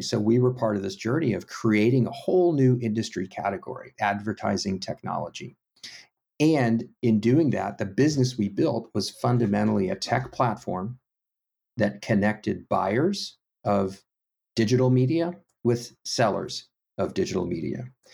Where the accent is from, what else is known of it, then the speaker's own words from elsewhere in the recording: Houston, Texas, United States; moved away; little bit of pride there and uniqueness about being from Texas, but really, it was kinda like just growing up in a suburb.